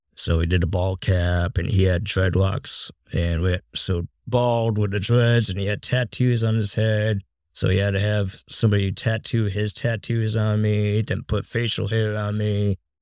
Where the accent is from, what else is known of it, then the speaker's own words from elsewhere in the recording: Massachusetts, United States; moved away; I grew up in a small town in Massachusetts